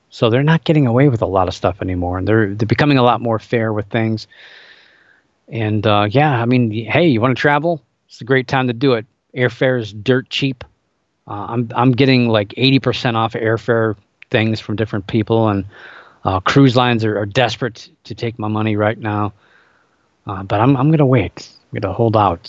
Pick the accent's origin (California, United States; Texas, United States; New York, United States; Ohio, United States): Ohio, United States; Cleveland; my hometown, Cleveland Indians